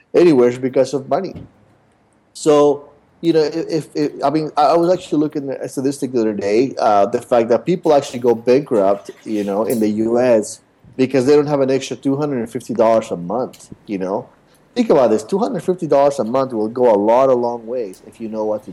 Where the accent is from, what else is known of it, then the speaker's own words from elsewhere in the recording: Utah, United States; moved away as an adult; now in Los Angeles, United States; I grew up in Utah my whole life